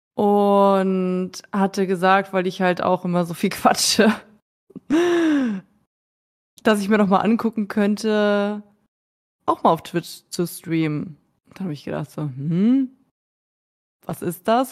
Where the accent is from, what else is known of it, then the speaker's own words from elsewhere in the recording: Schleswig-Holstein, Germany; moved away as an adult; also born or lived in Berlin / Munich; now in near Hamburg, Germany; ich komme ja ursprünglich aus Schleswig-Holstein, habe acht Jahre in Berlin gewohnt.